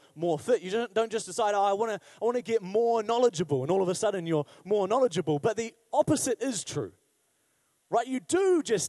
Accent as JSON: {"language": "English", "region": "Wellington", "country": "New Zealand", "tie": "born or raised there", "said": "growing up in Wellington"}